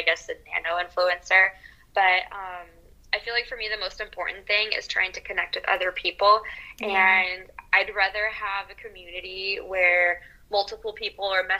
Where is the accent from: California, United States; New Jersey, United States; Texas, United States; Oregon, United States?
Oregon, United States; Portland; accent: American; moved away as an adult; also born or lived in Dijon, France; now in France; I grew up in Portland, Oregon, but I have been spending the last 13 years living in France.